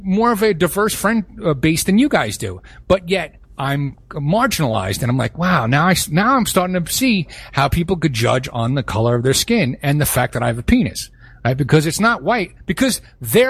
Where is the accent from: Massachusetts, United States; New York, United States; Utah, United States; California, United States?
New York, United States; New York City; growing up in Brooklyn in a very mixed neighborhood